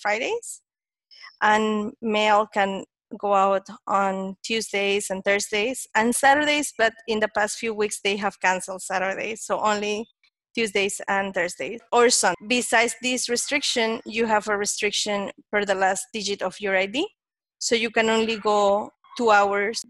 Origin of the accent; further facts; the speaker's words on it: Panama; I'm from Panama. I'm here in Panama City.